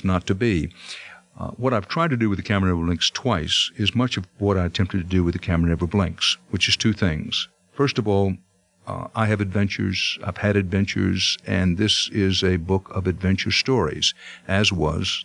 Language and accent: English; Texas, United States; moved away; I grew up in Texas